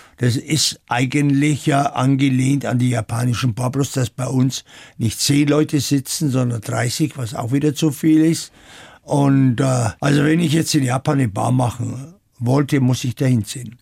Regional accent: Kirchenthumbach, Bavaria, Germany; also born or lived in France / Tokyo; now in Munich, Germany; Geboren bin ich auf dem Land in der Oberpfalz, aber geprägt haben mich viel mehr die Jahre in Frankreich

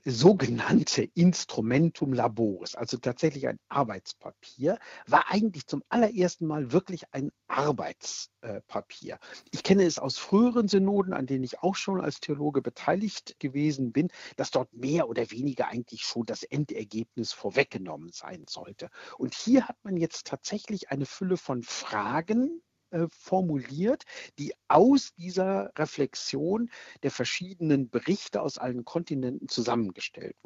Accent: Germany; Bei uns in Deutschland

